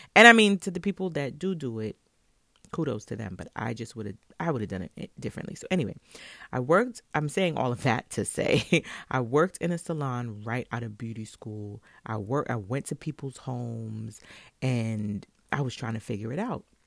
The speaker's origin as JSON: {"language": "English", "town": "New York City", "region": "New York", "country": "United States", "said": "I'm from Brooklyn"}